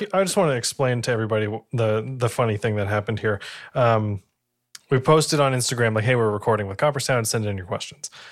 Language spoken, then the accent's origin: English; New England, United States; I am from New England